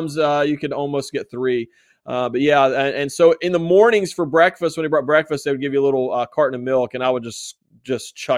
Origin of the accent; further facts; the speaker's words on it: West Virginia, United States; West Virginia